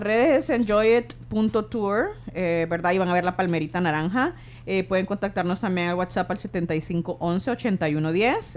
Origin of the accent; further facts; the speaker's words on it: Honduras; now in El Salvador; personalmente soy hondureña